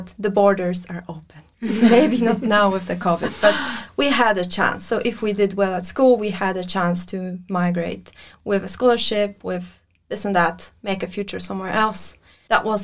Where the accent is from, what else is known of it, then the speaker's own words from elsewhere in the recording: Armenia; now in Norway; I'm from Armenia.